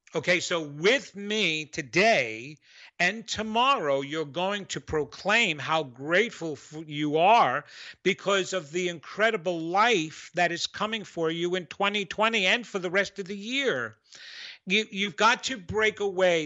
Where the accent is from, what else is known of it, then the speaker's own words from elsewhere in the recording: New York, United States; accent: New York; that was my New York accent